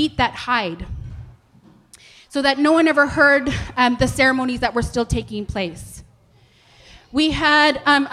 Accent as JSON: {"language": "English", "country": "Canada", "said": "I come from Treaty 6 Territory in Central Canada. I'm Plains Cree."}